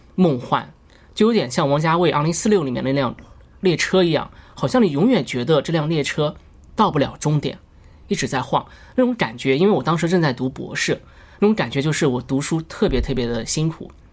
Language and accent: Chinese; China; also born or lived in western United States; 我是中国人